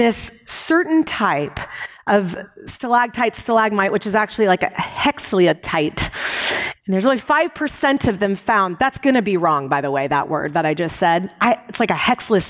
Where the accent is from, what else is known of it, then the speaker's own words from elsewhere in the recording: United States; I was raised in America